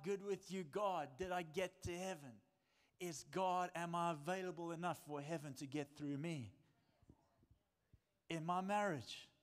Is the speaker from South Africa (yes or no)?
yes; South Africa; I'm a South African man